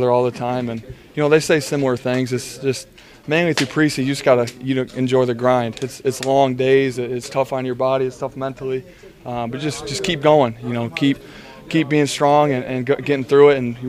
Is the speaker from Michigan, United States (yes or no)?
yes; Michigan, United States; moved away as an adult; now in Tampa, United States; I'm from Michigan